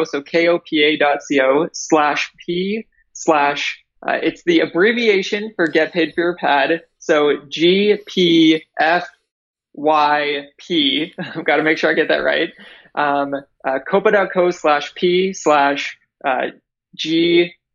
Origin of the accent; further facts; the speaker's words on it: near Toronto, Ontario, Canada; moved away as an adult; now in United States; I'm actually Canadian. So I am from near Toronto